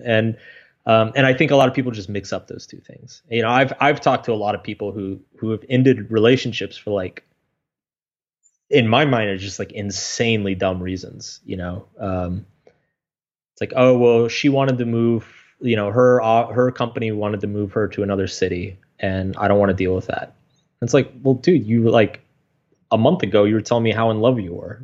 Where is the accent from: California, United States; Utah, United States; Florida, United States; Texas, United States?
Texas, United States; I grew up in Texas